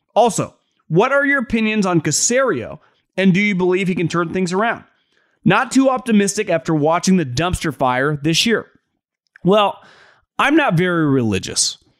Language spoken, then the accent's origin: English; Davis, California, United States; moved away; I am from the Sacramento er, eh, Sacramento area, born and raised in Davis, California